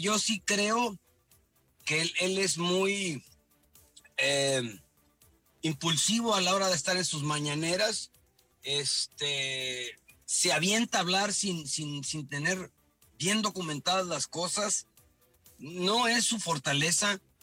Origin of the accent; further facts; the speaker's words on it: Veracruz, Mexico; tú, Jorge y yo, que nacimos ahí en la, en la Huaca